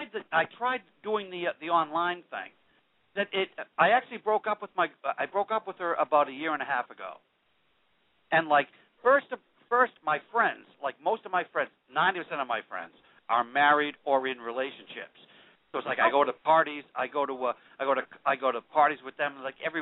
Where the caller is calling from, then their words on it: Boston, Massachusetts, United States; But, yeah